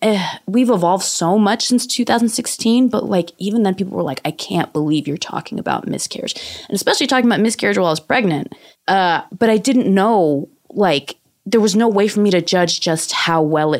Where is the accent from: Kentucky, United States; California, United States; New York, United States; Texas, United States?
California, United States; San Francisco; I grew up in San Francisco, which is like Asian Wakanda.